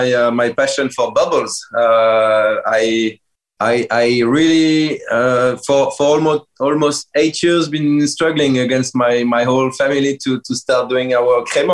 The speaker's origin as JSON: {"language": "English", "town": "Épernay", "region": "Grand Est", "country": "France", "tie": "born or raised there", "moved": "as an adult", "lives_now": "Riquewihr, France", "said": "I grew up 20 years in Champagne. I was born in Épernay. I grew up in the middle of Épernay, being surrounded with Moët & Chandon and all those prestigious Champagne house. And I've made my studies in Champagne"}